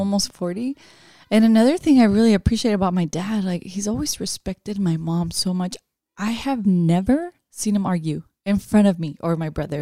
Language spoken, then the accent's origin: English; Watsonville, California, United States; also born or lived in San Pedro Tesistán, Jalisco, Mexico; growing up in Watsonville, it's a small agricultural town